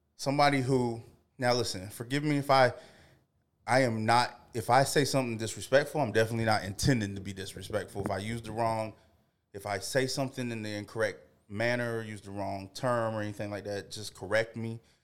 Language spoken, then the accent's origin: English; the South, United States; I grew up in the South going to church